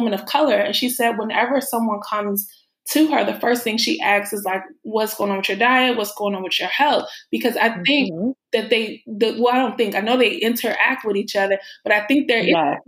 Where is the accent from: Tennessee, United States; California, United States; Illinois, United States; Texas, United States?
Illinois, United States; Chicago; moved away as an adult; also born or lived in New York; I'm from Chicago and I've been living in New York and I just moved back to Chicago